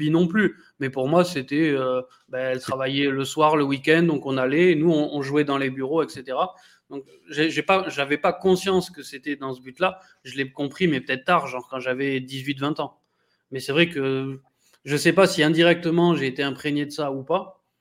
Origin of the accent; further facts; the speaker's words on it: France; born there; Donc, moi, je suis franco-belge, mais je suis né en France, je, je suis français, quoi.